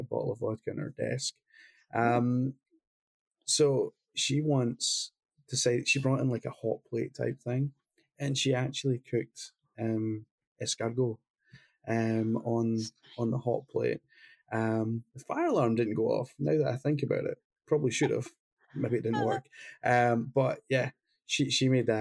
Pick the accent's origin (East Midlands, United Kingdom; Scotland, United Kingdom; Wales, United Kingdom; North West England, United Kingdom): Scotland, United Kingdom; Glasgow; the same city I came from Glasgow